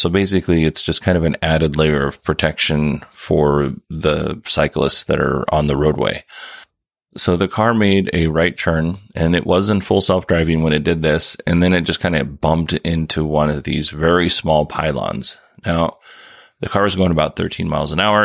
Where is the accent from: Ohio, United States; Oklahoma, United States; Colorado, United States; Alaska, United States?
Alaska, United States; Kenai Peninsula; I grew up on the Kenai Peninsula